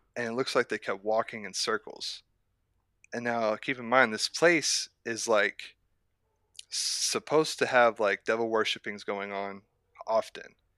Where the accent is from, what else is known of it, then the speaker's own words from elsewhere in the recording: near Lawton, southern Oklahoma, United States; I'm from southern Oklahoma, closer to the Lawton area